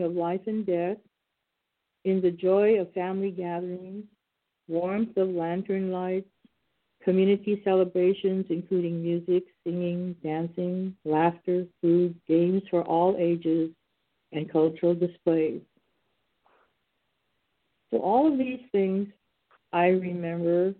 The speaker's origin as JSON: {"language": "English", "area": "San Joaquin Valley", "region": "California", "country": "United States", "tie": "born or raised there", "lives_now": "Bay Area, United States", "said": "I grew up in the San Joaquin Valley"}